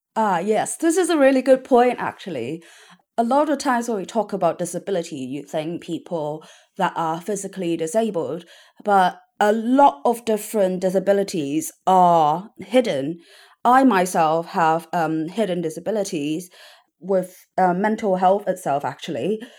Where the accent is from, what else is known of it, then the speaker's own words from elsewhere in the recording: Hong Kong; now in London, United Kingdom; growing up in Hong Kong